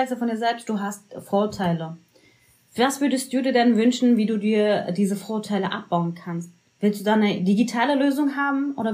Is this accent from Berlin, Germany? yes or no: yes; Berlin, Germany; Wenn ich sage, ich bin Berlinerin, dann ist das bitte anzunehmen und nicht hinterher und nochmal nachzufragen.